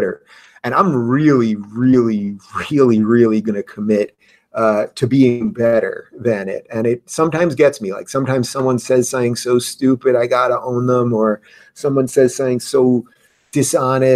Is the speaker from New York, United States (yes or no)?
yes; New York, United States; I'm from New York.